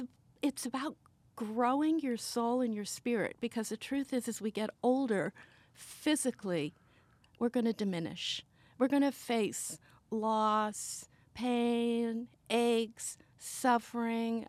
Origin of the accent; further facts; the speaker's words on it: Sweden; I was born in Sweden.